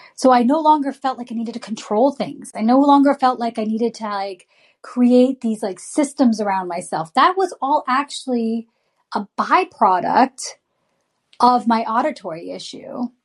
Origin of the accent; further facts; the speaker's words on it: United States; a brown girl growing up in America